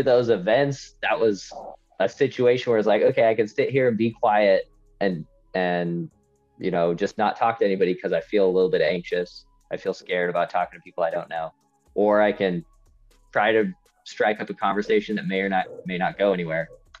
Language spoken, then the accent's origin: English; Utah, United States; moved away; also born or lived in Washington, D.C.; I grew up in Utah.